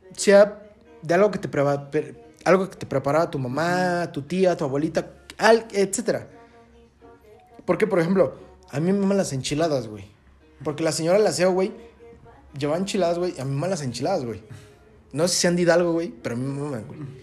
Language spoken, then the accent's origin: Spanish; Pachuca, Hidalgo, Mexico; yo soy de Pachuca